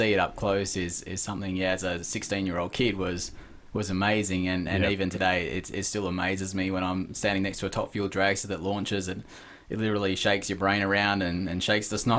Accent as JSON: {"language": "English", "town": "Ravenswood", "region": "Western Australia", "country": "Australia", "tie": "born or raised there", "said": "I grew up around Ravenswood, watching them race motorbikes"}